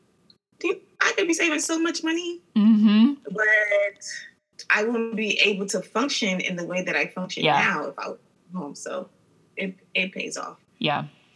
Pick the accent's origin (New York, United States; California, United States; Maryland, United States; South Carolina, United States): Maryland, United States; now in Washington, D.C., United States; I grew up in Maryland